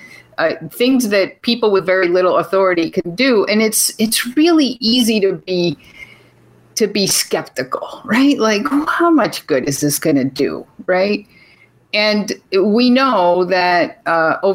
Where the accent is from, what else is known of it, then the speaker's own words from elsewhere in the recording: Venezuela; I was born in Venezuela to Venezuelan parents.